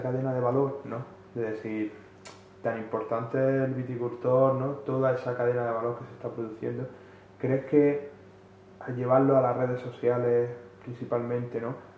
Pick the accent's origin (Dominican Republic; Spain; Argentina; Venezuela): Spain; Andalusia; Yo siendo siendo andaluz